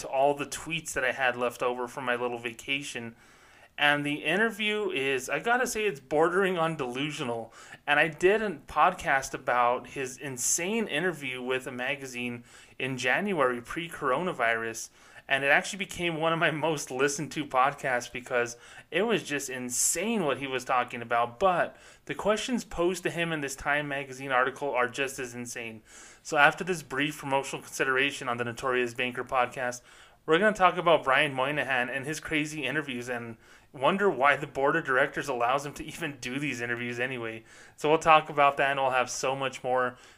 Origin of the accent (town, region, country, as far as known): Socorro, New Mexico, United States; born or raised there